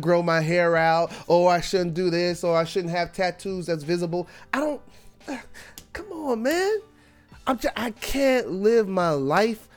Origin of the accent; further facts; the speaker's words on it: New York City, New York, United States; I was born in Brooklyn in hip hop, and I was born to Trini and Cuban parents. I grew up poor